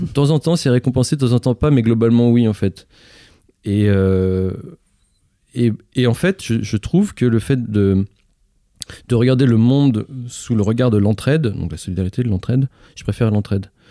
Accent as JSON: {"language": "French", "town": "Lyon", "region": "Auvergne-Rhône-Alpes", "country": "France", "tie": "born or raised there", "said": "je suis né à Lyon, là juste à côté"}